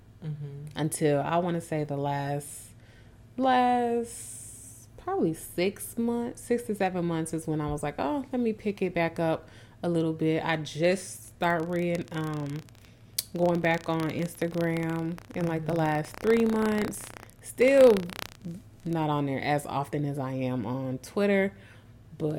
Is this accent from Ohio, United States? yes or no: no; Minnesota, United States; moved away; I'm born and raised in Minnesota